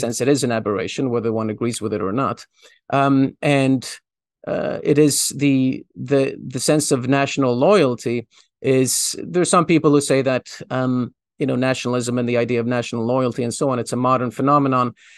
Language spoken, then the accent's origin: English; Sweden; moved away; I, I grew up in Sweden. Um, my, most of my school years were spent in Sweden